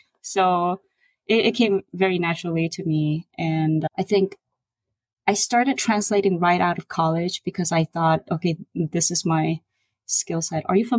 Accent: Seoul, South Korea; I was born in Seoul, also in 1982.

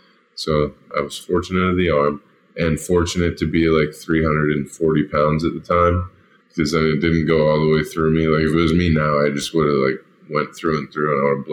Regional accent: Dublin, Ohio, United States; also born or lived in Farrell, Pennsylvania; I was originally from Faro, Pennsylvania, just an hour north of the city or so, and then moved to Dublin, Ohio, as a kid, where football was also a big, rich tradition.

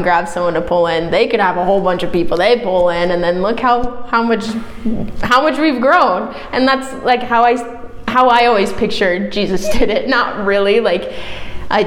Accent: Omaha, Nebraska, United States; moved away as an adult; now in Vermillion, United States; I'm from Omaha, Nebraska. Not a small town. Grew up in suburbs

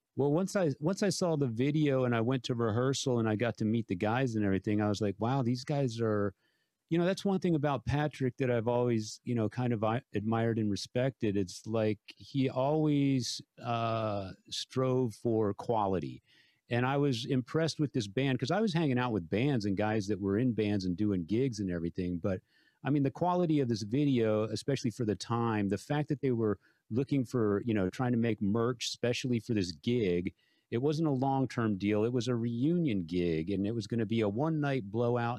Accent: San Antonio, Texas, United States; 3,000 of my hometown friends

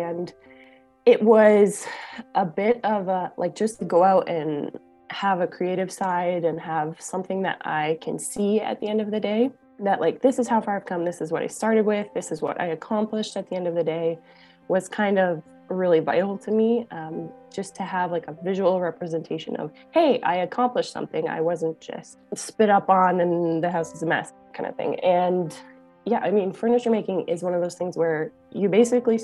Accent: Ontario, Canada; moved away as an adult; now in Saskatchewan, Canada; So I'm originally born and bred in Ontario, and then moved to Saskatchewan, which is a few provinces west

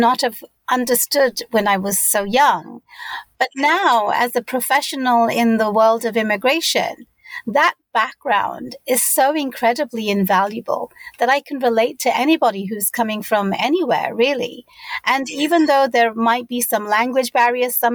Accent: London, United Kingdom; moved away as an adult; also born or lived in Bangladesh; now in United States; I was born and raised in London, UK.

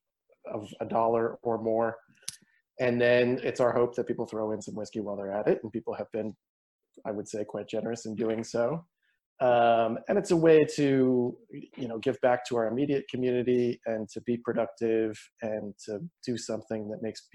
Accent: Eastern Kentucky, United States; moved away; I grew up in Kentucky, and I grew up in Eastern Kentucky

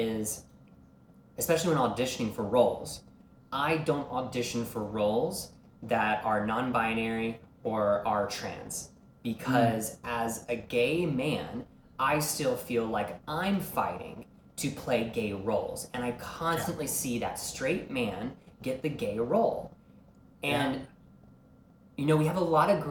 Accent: Deep South, United States; growing up in the Deep South

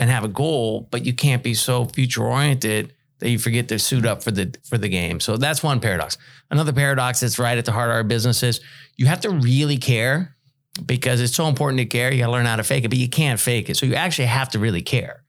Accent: Bay Area, California, United States; moved away; I'm from the Bay Area in California

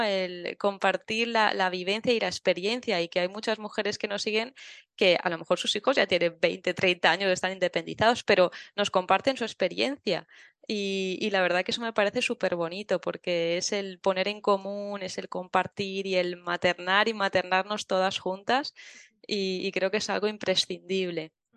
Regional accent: Tavernes de la Valldigna, Valencian Community, Spain; soy de Tabernes de la Vaidigna, que es un pueblecito de Valencia

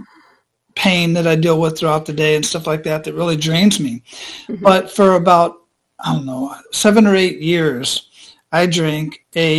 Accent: Phoenix, Arizona, United States; moved away as an adult; now in Tampa, United States; I was born and raised in Phoenix

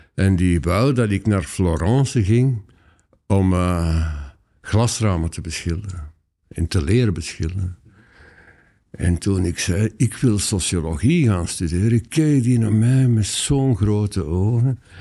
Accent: Antwerp area, Flanders, Belgium; moved away as an adult; also born or lived in Leuven; ik kom eigenlijk oorspronkelijk uit het Antwerpse

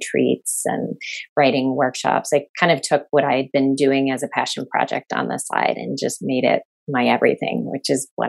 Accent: Chicago, Illinois, United States; moved away as an adult; also born or lived in Massachusetts; I grew up in Chicago, so in the city

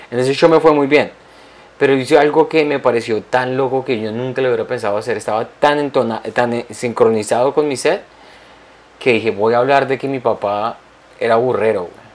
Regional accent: Colombia; moved away; en mi país hay una región de Colombia

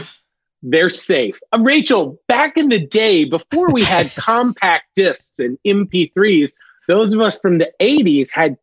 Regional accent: Alabama, United States; I am from Alabama, so there's enough redneck in me

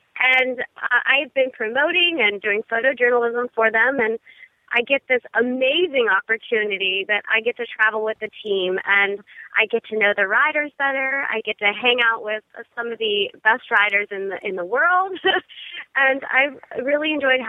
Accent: Ohio, United States; moved away as an adult; now in Jupiter, United States; I'm originally from Ohio, and I come from a family of equestrians.

